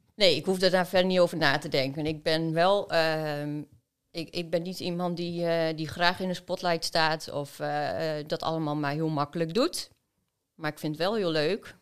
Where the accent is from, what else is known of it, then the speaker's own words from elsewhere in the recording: Oldekerk, Groningen, Netherlands; also born or lived in Philippines; Ik ben geboren in Oldenkerk